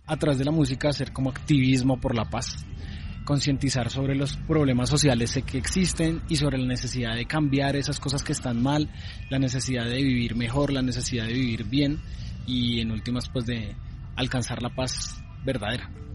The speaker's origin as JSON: {"language": "Spanish", "country": "Colombia", "said": "somos hermanos, somos colombianos, colombianas"}